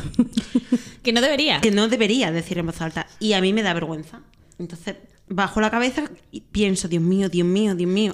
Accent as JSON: {"language": "Spanish", "town": "Benamejí", "region": "Andalusia", "country": "Spain", "tie": "born or raised there", "said": "De Benamejí, mi pueblo"}